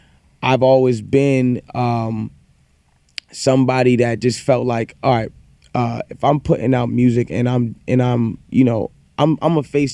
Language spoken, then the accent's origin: English; Toronto, Ontario, Canada; we're all from Toronto.